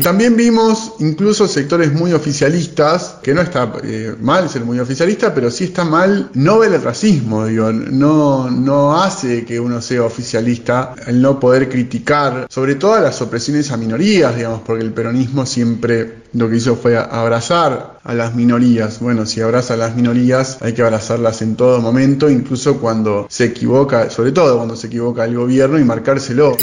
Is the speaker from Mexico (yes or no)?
no; Argentina; soy afroargentino